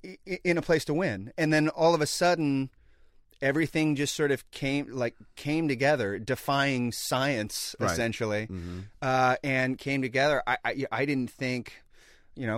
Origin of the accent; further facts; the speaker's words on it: Sacramento, California, United States; moved away as an adult; also born or lived in Los Angeles; I grew up in Sacramento, California.